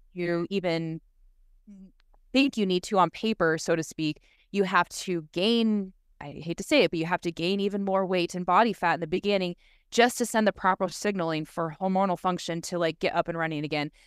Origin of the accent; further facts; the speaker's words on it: Southern California, United States; moved away as an adult; also born or lived in Laguna; being born and raised in Southern California, growing up a surfer